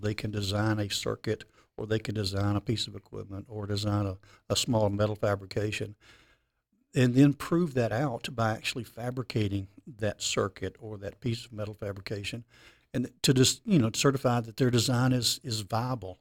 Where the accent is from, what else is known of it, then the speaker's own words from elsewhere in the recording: Memphis, Tennessee, United States; I'm born and raised in Memphis, Tennessee.